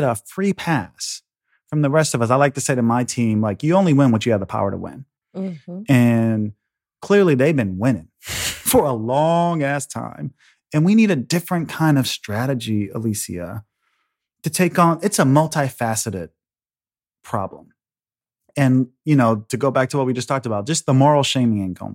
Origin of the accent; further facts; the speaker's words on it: Chicago, Illinois, United States; I'm from Chicago, I'm the son of a public school teacher. I went through public schools all the way through college.